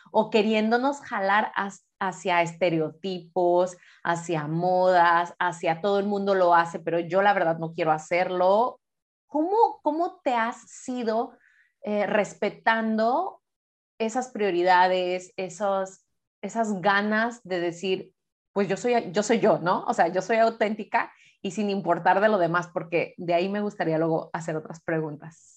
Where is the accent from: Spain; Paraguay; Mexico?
Mexico; Guadalajara, Jalisco; moved away; ella y yo pues nacimos en Guadalajara